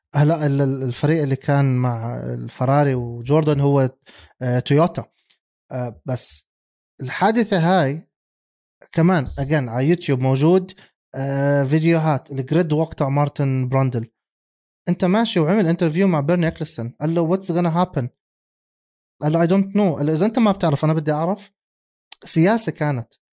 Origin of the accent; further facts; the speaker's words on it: Jordan; عندنا بالاردن